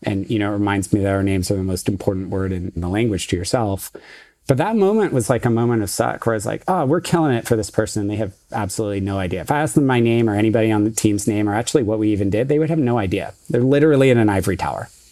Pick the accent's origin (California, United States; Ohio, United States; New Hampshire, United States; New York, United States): California, United States; Silicon Valley; I grew up in Silicon Valley, so I grew up literally down the street from Apple